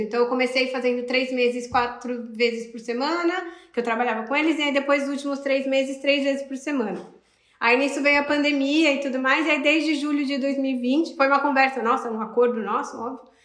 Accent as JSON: {"language": "Portuguese", "town": "Sorocaba", "region": "São Paulo", "country": "Brazil", "moved": "yes", "said": "eu sou de Sorocaba, em São Paulo"}